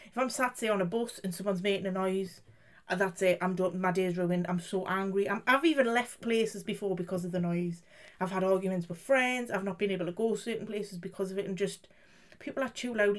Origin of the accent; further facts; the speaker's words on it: United Kingdom; As a British person